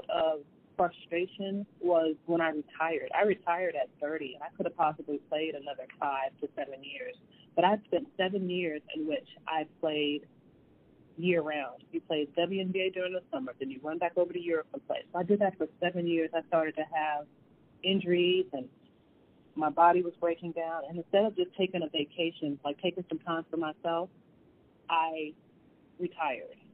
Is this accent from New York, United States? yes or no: yes; New York City, New York, United States; when I was born in the Bronx, my mother, my daycare, my first caregivers were Puerto Rican, and they spoke Spanish